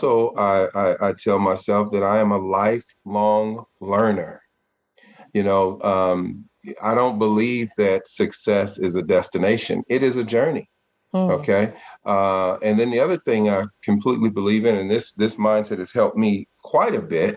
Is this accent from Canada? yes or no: no; Richmond, California, United States; I came from Richmond, California, it's in an impoverished, underserved area in the Bay Area